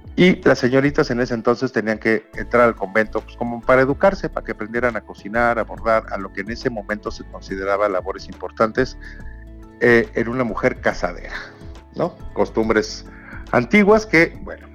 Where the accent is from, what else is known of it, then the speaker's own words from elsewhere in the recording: Mexico; cómo somos los mexicanos